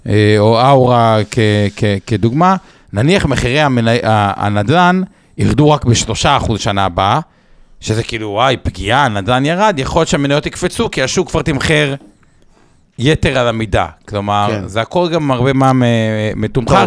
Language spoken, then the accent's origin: Hebrew; Israel; בתור ישראלים